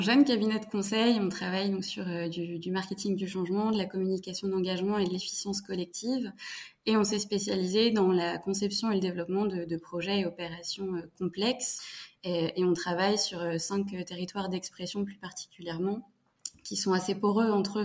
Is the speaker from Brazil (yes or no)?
no; Fontainebleau, Île-de-France, France; j'ai grandi à Fontainebleau, donc dans le, le sud de Paris, en Ile-de-France